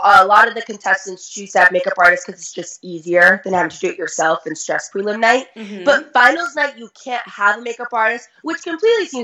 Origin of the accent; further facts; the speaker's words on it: Lawrence, Massachusetts, United States; I'm from Lawrence, Massachusetts, which has a pretty negative reputation just overall because we are a very poor city and we are a huge immigrant city. So for me, growing up in that environment